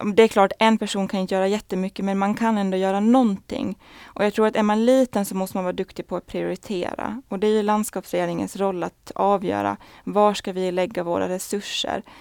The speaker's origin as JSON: {"language": "Swedish", "country": "Åland Islands", "moved": "as an adult", "lives_now": "Brussels, Belgium", "said": "vi ålänningar är väldigt duktiga på att berätta att vi är från Åland"}